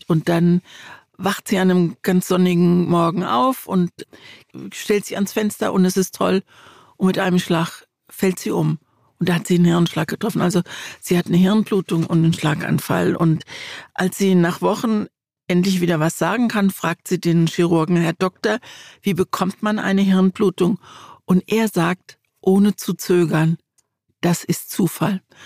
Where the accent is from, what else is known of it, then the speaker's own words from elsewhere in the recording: Mannheim, Baden-Württemberg, Germany; Ich bin in Mannheim aufgewachsen